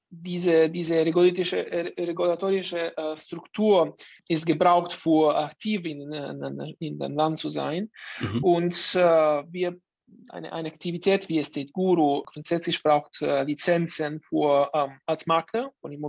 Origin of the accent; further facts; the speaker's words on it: Italy; German is a second language; moved away as an adult; now in Berlin, Germany; Ich bin Italiener, äh, sorry für mein Deutsch, man kann mhm. ein bisschen hören, das ist vielleicht nicht so perfekt.